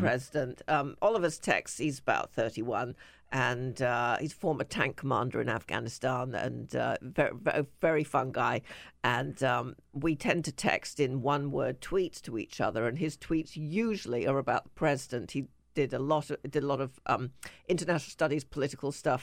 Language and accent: English; England, United Kingdom; I'm English